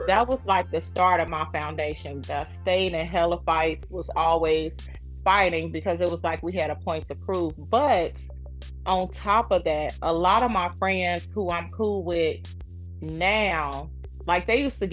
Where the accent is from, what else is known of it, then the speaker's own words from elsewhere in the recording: Miller Projects, Indiana, United States; also born or lived in Muncie, Indiana; I grew up in Miller Projects, and we stayed there till I was like 13